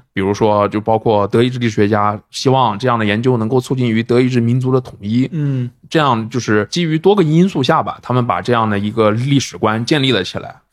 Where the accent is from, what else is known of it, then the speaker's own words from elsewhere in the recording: China; 我们作为一个中国人